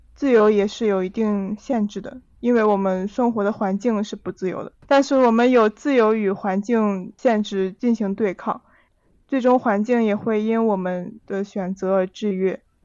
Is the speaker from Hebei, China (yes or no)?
yes; Hebei, China; 我是河北人，大家应该听说过衡水中山